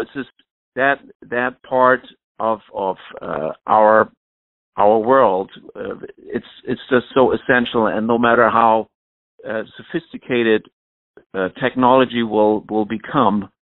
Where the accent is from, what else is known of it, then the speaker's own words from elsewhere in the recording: Flensburg, Schleswig-Holstein, Germany; moved away as an adult; now in New York, United States; my hometown orchestra in Flensburg